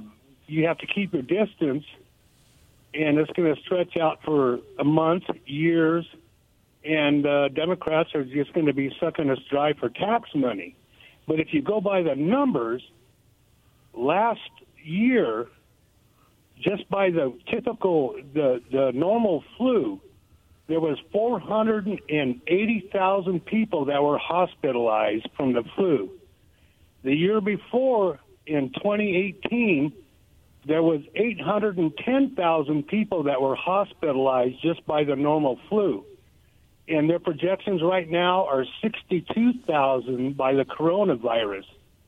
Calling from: Goldendale, Washington, United States; calling from Golandale.

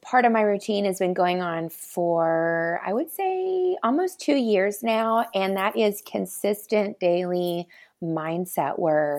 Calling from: Wisconsin, United States; Yes, I'm tuning in from West Dallas, Wisconsin, which is just right on the edge of Milwaukee.

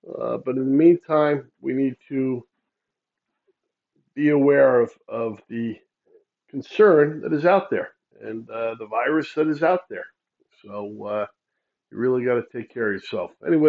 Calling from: New York, United States; I am calling you from New York.

